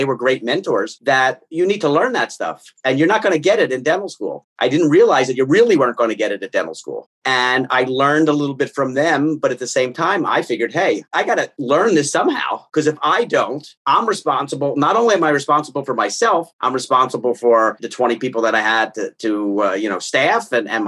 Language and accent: English; Philadelphia, Pennsylvania, United States; moved away as an adult; also born or lived in Long Island, New York / Dallas; I grew up in Philadelphia, went to Temple